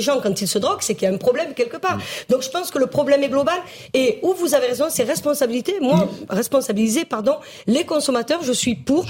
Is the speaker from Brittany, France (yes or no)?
no; Marseille, Provence-Alpes-Côte d'Azur, France; Je suis marseillaise